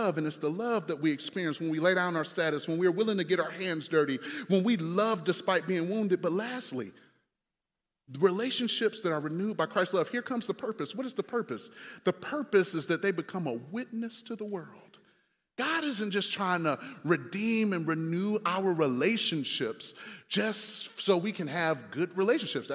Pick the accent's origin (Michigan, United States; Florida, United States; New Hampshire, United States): Michigan, United States; Detroit; moved away; also born or lived in Indiana; I'm from Detroit.